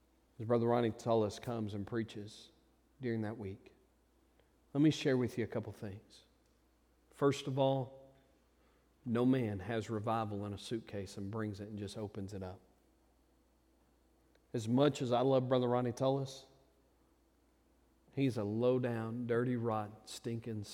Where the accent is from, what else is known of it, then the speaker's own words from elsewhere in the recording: United States; I'm proudly an American